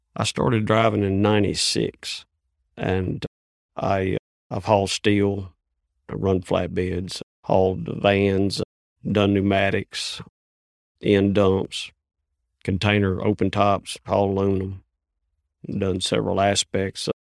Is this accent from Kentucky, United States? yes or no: yes; Hopkins County, Kentucky, United States; I'm from Hopkins County, Kentucky